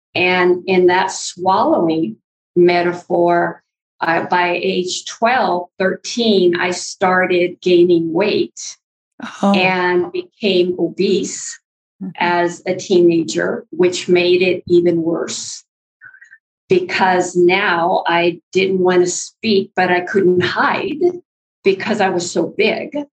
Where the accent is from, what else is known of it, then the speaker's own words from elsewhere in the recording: north of Ukiah, California, United States; moved away as an adult; we're up north of Ukiah, and that's where I was raised and went to school